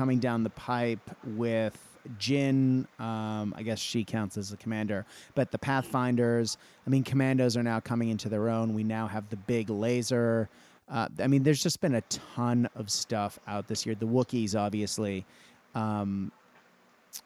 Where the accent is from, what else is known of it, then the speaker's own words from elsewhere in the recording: Australia; being an Aussie